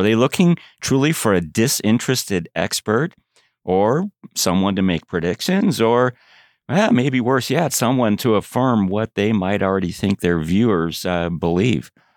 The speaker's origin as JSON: {"language": "English", "town": "Chicago", "region": "Illinois", "country": "United States", "tie": "born or raised there", "said": "growing up in Chicago"}